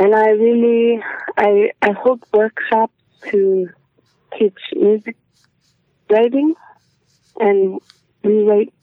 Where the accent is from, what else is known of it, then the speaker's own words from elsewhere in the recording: Igloolik, Nunavut, Canada; I was born in Iglulik and I am from Senekiluk, Nunavut